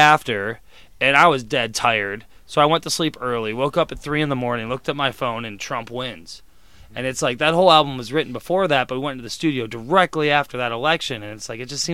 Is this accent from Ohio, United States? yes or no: yes; Cleveland, Ohio, United States; moved away as an adult; now in Chicago, United States; So my first 21 years were in Cleveland, Ohio, so it's about growing up in Cleveland during those tumultuous years